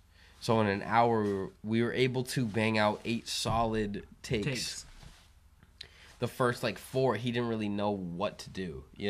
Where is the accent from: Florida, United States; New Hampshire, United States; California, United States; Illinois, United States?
New Hampshire, United States; I don't know. I feel bad. I'm from New Hampshire. I don't know this shit.